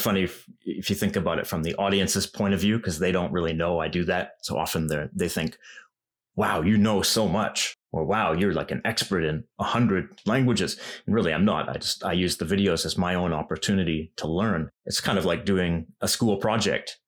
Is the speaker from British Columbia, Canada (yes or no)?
yes; Vancouver, British Columbia, Canada; moved away as an adult; now in Japan; I knew a lot of Japanese people in my hometown in Vancouver